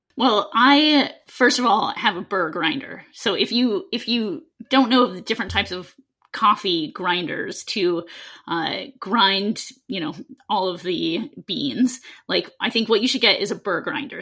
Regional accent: Seattle, Washington, United States; I grew up in Seattle

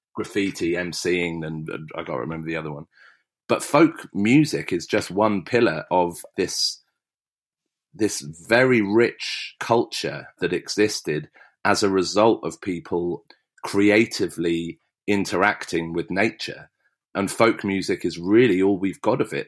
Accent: West Berkshire, South East England, United Kingdom; I grew up in West Berkshire and it's beautiful.

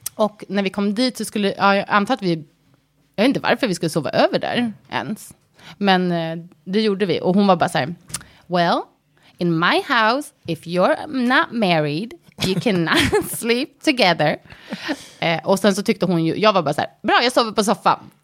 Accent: Sweden; moved away as an adult; also born or lived in United States; svenskar vill ju gärna alltså, känna att vi har väldigt mycket gemensamt med amerikaner

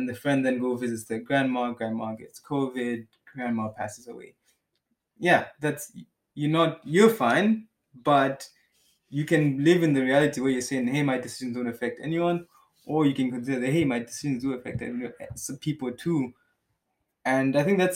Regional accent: Malawi; now in Germany; I come from Malawi

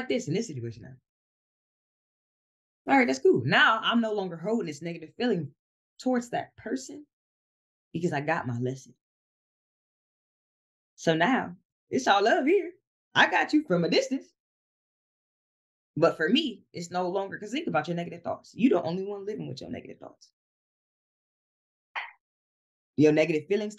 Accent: Columbus, Ohio, United States; moved away as an adult; now in Georgia, United States; I'm originally from Columbus, Ohio. So me buying this house down here in Georgia

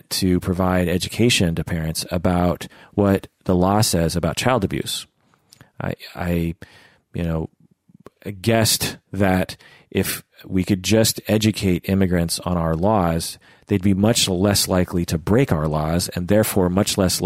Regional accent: Seattle, Washington, United States; born and raised in Seattle

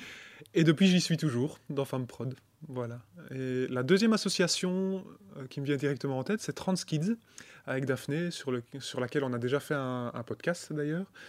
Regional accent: Charleroi region, Wallonia, Belgium; je viens de la région de Charleroi

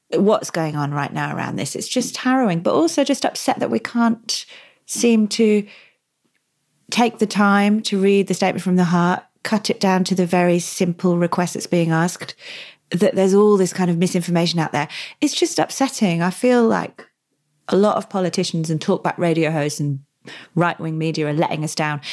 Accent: United Kingdom; moved away as an adult; now in Australia; as a new arrival in this country relatively, I'm British

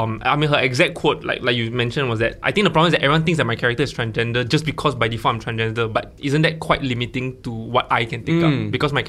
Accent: Malaysia; also born or lived in Australia; now in Singapore; I'm Malaysian, right? But I said I lived in Singapore.

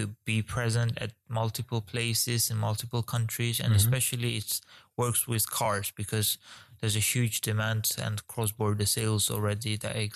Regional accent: Georgia; moved away; also born or lived in Ukraine; I'm originally from Georgia.

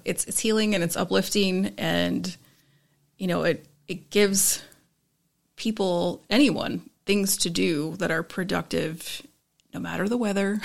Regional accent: Tampa, Florida, United States; moved away as an adult; also born or lived in Midwest / Ireland; now in Syracuse, United States; I'm actually a Midwesterner raised in Florida, now moved to the Northeast

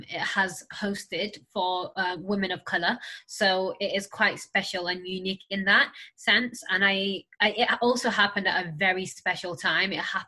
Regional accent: Senegal; now in United Kingdom; I was a refugee when I arrived in the UK. So I came from Senegal.

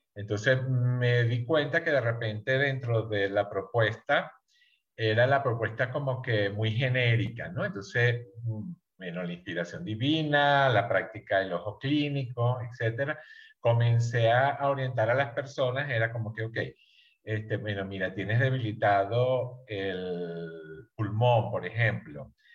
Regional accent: Venezuela; moved away as an adult; now in Mexico; yo soy México-venezolano, yo soy de origen venezolano

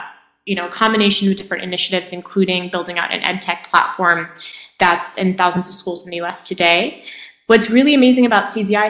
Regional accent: France; moved away as an adult; also born or lived in Japan; now in United States; And then I moved to France. And I spent, I'd say, my early years growing up in France. Then I moved to Japan. I spent like middle school, well, I say later elementary, middle school in Japan, then moved back to France for high school, and then to the U.S. for college.

